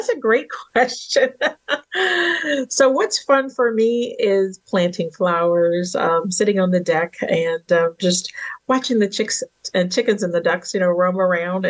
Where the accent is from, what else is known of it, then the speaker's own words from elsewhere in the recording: Virginia, United States; born and raised in the South in Virginia and raised on a farm